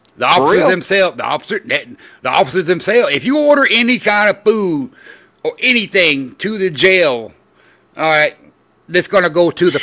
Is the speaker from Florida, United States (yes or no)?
yes; Orlando, Florida, United States; growing up in Orlando, Florida